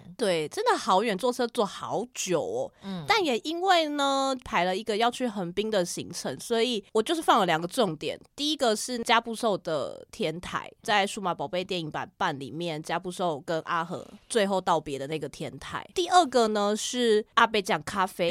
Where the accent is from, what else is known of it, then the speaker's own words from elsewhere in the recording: Taiwan; 我就说台湾